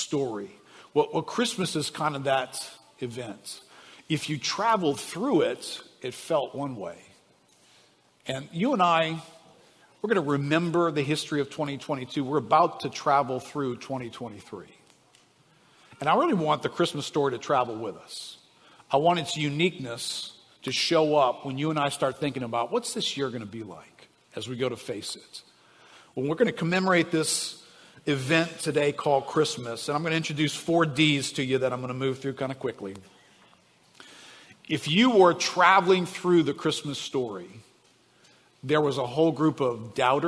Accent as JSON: {"language": "English", "town": "New Orleans", "region": "Louisiana", "country": "United States", "tie": "born or raised there", "said": "I grew up here in New Orleans."}